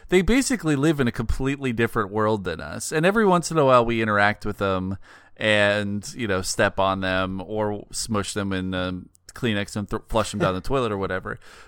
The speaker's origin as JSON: {"language": "English", "region": "Pacific Northwest", "country": "United States", "tie": "born or raised there", "moved": "yes"}